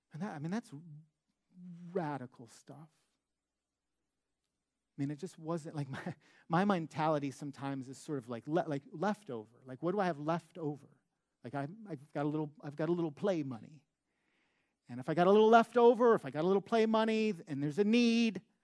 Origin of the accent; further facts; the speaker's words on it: Detroit, Michigan, United States; moved away; I'm from Michigan. I grew up in Metro Detroit